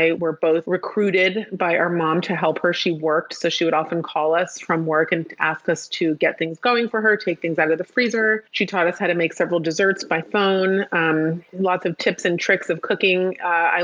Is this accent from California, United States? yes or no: yes; Palo Alto, California, United States; I grew up in an Orthodox community, but I grew up in Palo Alto, California, where it wasn't by any means a Jewish neighborhood